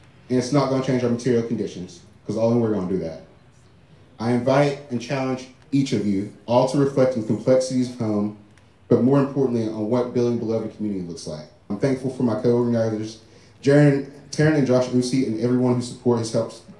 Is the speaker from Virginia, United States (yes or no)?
yes; Big Stone Gap, Virginia, United States; this is my hometown, Big Stone Gap, Virginia.